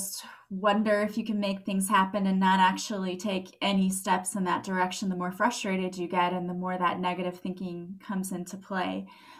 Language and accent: English; St. Louis, Missouri, United States; I'm from St. Louis